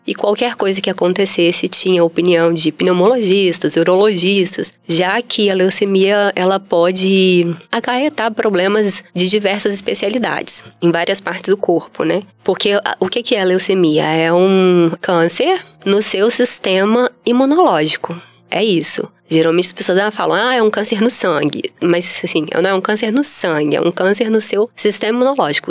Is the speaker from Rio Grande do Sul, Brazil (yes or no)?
no; Vitória, Espírito Santo, Brazil; sou daqui do Espírito Santo mesmo, nasci em Vitória, né? Natural de Vitória. Cresci e estudei em, em Vitória, em escolas públicas